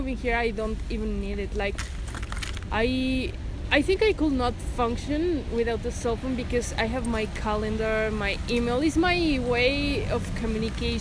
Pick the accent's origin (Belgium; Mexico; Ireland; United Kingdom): Mexico; Mexico City; moved away